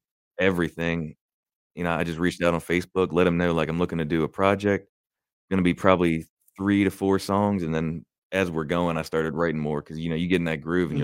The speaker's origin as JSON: {"language": "English", "town": "Glen Rock", "region": "Pennsylvania", "country": "United States", "tie": "born or raised there", "said": "I'm from Glen Rock"}